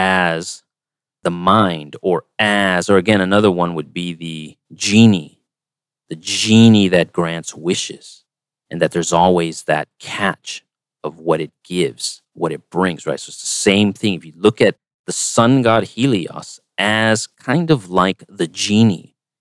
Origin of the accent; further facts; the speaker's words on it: United States; as an American